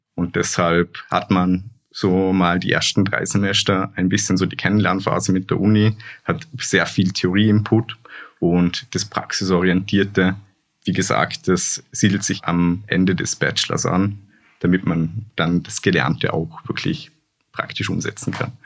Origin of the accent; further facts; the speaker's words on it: Hohenems, Vorarlberg, Austria; moved away as an adult; now in Linz, Austria; ich komme ja aus Hohenems, aus Vorarlberg